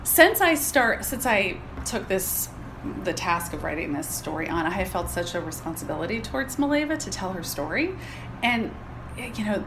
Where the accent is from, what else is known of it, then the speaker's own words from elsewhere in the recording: Pittsburgh, Pennsylvania, United States; I'm from Pittsburgh, which is home of Andrew Carnegie